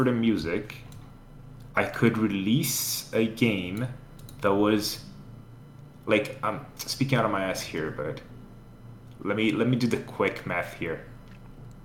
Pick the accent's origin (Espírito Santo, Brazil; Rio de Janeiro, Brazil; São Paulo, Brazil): Rio de Janeiro, Brazil; I grew up in Rio